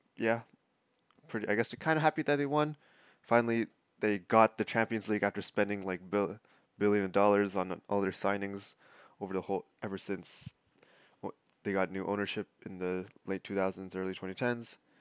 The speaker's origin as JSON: {"language": "English", "town": "Toronto", "region": "Ontario", "country": "Canada", "tie": "born or raised there", "said": "Toronto F C, my hometown club."}